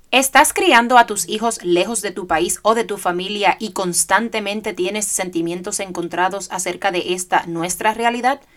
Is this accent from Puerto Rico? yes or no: yes; Puerto Rico; moved away as an adult; now in Georgia, United States; yo soy puertorriqueña, nacida y criada en Puerto Rico